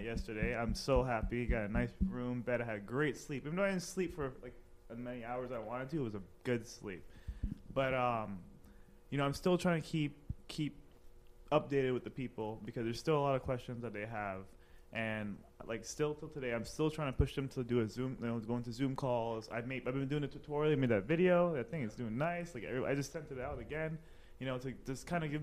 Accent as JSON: {"language": "English", "country": "Trinidad & Tobago", "said": "my background is Caribbean. I'm from Trinidad."}